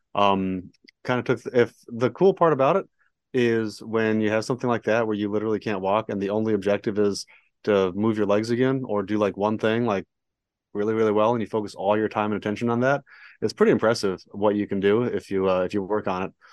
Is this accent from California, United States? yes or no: yes; San Diego, California, United States; moved away as an adult; now in Dallas, United States; born and raised in San Diego, so that was fun. Grew up surfing